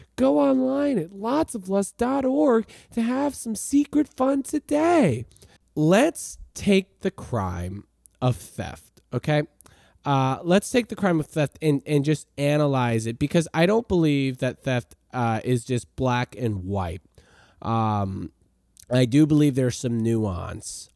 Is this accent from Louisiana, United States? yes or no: yes; New Orleans, Louisiana, United States; moved away; I'm from New Orleans originally. I lived in Lakeview for a very long time.